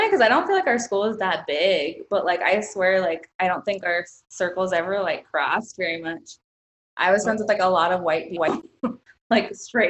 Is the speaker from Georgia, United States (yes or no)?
yes; Atlanta, Georgia, United States; also born or lived in Miami, Florida; My family is from Peru, but I was born in Florida, and I moved to Atlanta when I was about 3.